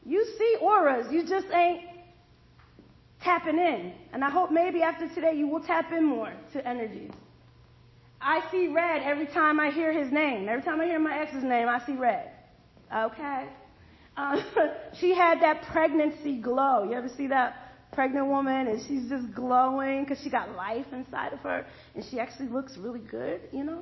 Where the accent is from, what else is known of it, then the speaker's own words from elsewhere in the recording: Allentown, Pennsylvania, United States; also born or lived in Bethlehem, Pennsylvania; now in Georgia, United States; I'm from Bethlehem, Pennsylvania. I was raised in Allentown.